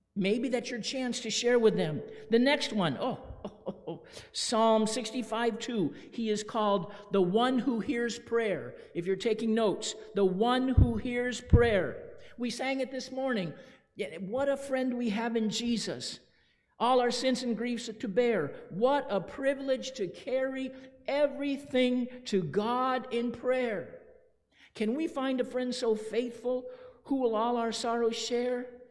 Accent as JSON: {"language": "English", "town": "Phoenix", "region": "Arizona", "country": "United States", "tie": "born or raised there", "said": "When I was a little boy growing up in Phoenix"}